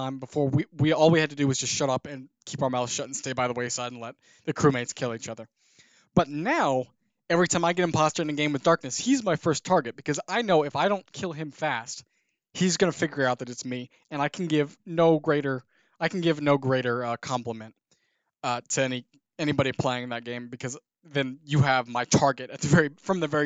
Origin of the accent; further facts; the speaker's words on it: Indiana, United States; Indiana because that's my home state